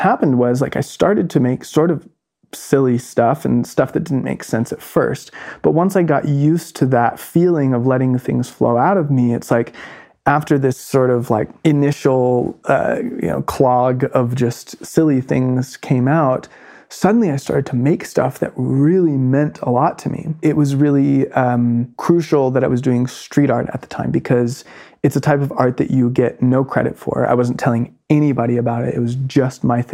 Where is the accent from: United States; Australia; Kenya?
United States; North Carolina; moved away as an adult; my hometown in North Carolina